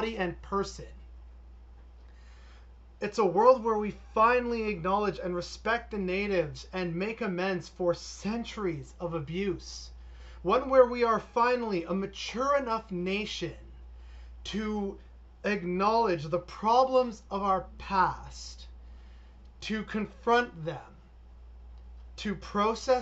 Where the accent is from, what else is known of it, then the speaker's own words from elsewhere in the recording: Canada; I do love being Canadian